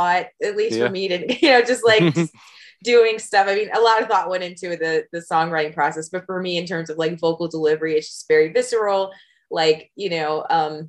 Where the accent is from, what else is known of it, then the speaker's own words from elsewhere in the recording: California, United States; moved away as an adult; also born or lived in Midwest / San Diego / Los Angeles / Bay Area; now in Las Vegas, United States; I tell people I grew up in California because I lived there for so long. I was born in the Midwest, but I moved to California at a fairly young age